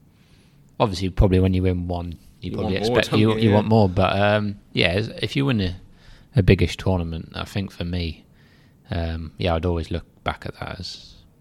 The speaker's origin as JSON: {"language": "English", "region": "South East England", "country": "United Kingdom", "lives_now": "Leicester, United Kingdom", "said": "I'm originally from Surrey. I'm a Chelsea fan, but I sort of support Leicester as well because I've been there so long."}